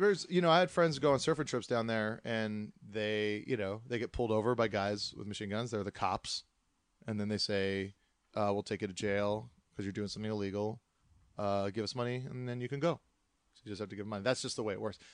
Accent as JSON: {"language": "English", "town": "Kailua", "region": "Hawaii", "country": "United States", "tie": "born or raised there", "also_born_or_lived": "Kaimuki", "moved": "yes", "lives_now": "Los Angeles, United States", "said": "I was born in Kamuki, and then I, uh, grew up pretty much in Kailua, which is on the windward side of the island"}